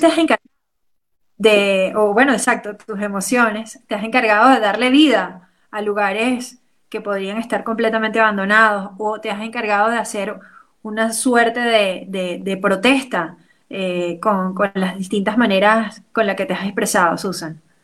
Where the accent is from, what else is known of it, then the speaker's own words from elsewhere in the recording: Venezuela; como venezolanos